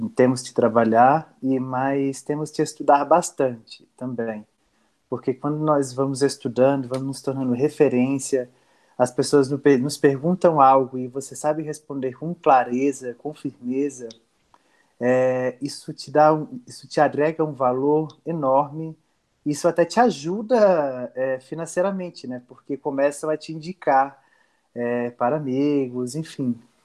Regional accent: Afogados da Ingazeira, Pernambuco, Brazil; moved away; eu morava em num povoado próximo a Afogados da Engazeira. Eu nasci em Afogados

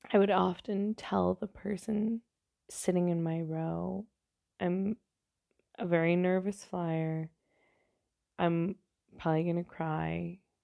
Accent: New York, United States; I'm from New York, not from the city, but close enough to the city

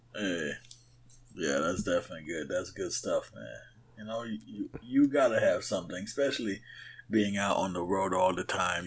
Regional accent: Haiti; moved away; when I grew up in Haiti

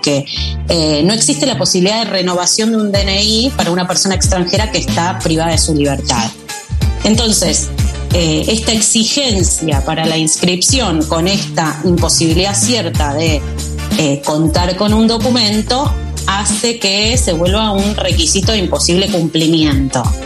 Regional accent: Argentina

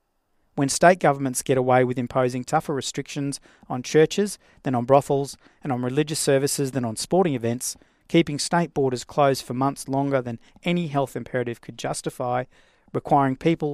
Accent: Australia; I'm an Australian. I'm an Australian living in Queensland. I'm not a Queenslander living in Australia.

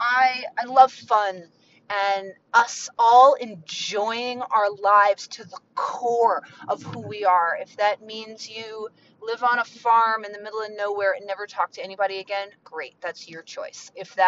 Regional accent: Mount Vernon, Virginia, United States; My home is Virginia. I grew up right outside of Mount Vernon

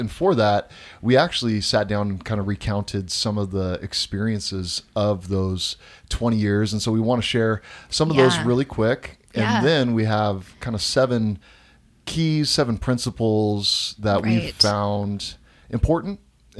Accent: Tacoma, Washington, United States; So Amber grew up in Central Washington. I grew up in Tacoma.

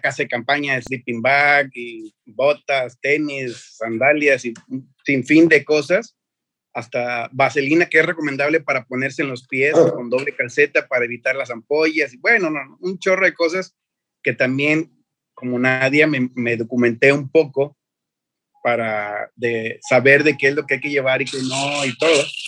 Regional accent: Mexico; para que vieran que era mexicano

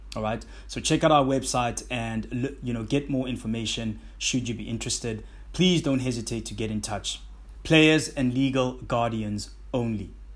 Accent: South Africa; my home country, South Africa

